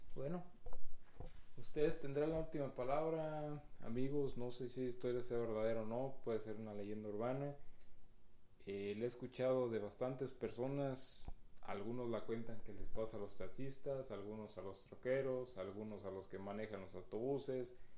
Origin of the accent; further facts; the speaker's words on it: Guanajuato, Mexico; moved away; nosotros somos de Guanajuato